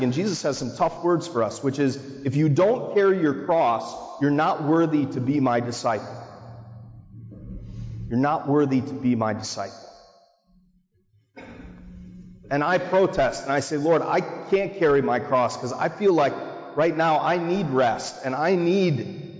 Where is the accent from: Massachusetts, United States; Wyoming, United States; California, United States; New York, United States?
Massachusetts, United States; Marblehead; I grew up in Little Marblehead